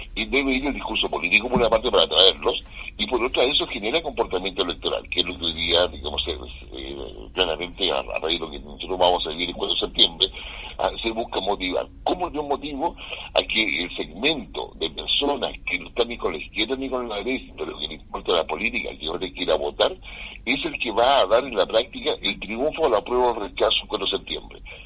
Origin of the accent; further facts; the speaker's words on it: Chile; acá en, América Latina y particularmente en Chile, por nuestra cultura, nuestra idiosincrasia